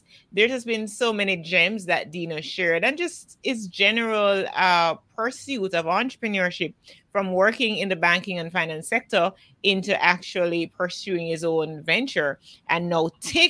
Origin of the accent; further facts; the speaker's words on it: Jamaica; as a Jamaican